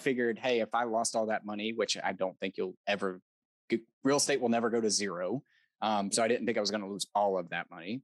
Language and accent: English; United States; I was born in America